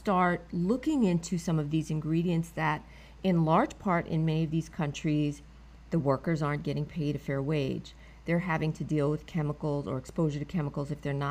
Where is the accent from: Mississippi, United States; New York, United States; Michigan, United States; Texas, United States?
New York, United States; New York City; I'm a New Yorker, native New Yorker